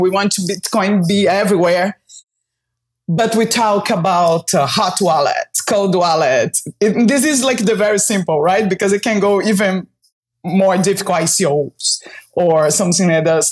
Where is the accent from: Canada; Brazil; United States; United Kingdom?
Brazil; moved away as an adult; I was born in Brazil and uh, I've been traveling around the globe, like living different places for almost 15 years.